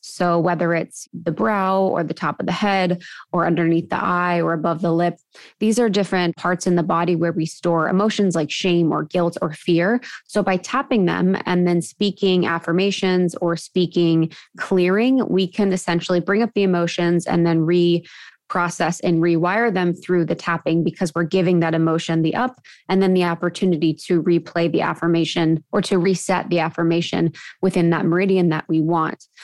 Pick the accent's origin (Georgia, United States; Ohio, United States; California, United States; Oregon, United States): Ohio, United States; moved away as an adult; also born or lived in Chicago / Los Angeles; I grew up in Ohio, where drinking is very prevalent and popular